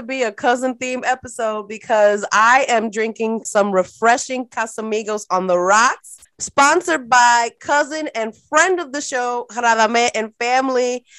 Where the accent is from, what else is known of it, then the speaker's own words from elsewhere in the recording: New York City, New York, United States; I'm a Brooklyn girl